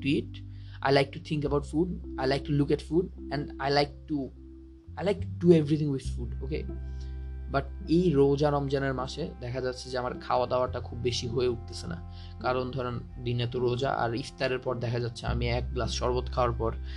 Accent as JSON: {"language": "Bangla", "area": "Rangamati", "region": "Chittagong Division", "country": "Bangladesh", "tie": "born or raised there", "moved": "yes", "said": "আমার গ্রামের বাড়ি হলো রাঙামাটি"}